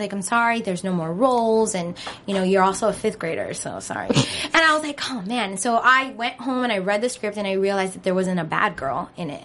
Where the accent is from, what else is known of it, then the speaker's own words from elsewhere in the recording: Miami, Florida, United States; now in Los Angeles, United States; grew up in Miami. So there is a lot of different, like, um, countries in Miami.